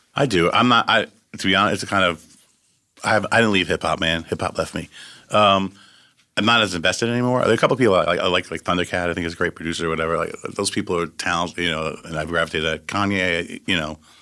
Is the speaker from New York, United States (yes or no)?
yes; Syosset, New York, United States; also born or lived in Valley Stream, New York; Exit forty-three in Long Island's where I grew up